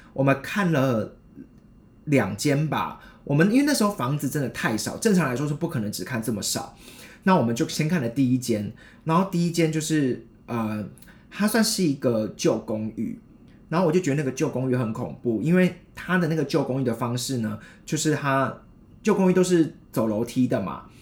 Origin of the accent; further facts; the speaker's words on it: Taichung, Taiwan; moved away as an adult; also born or lived in Hsinchu; 我是台中上来新竹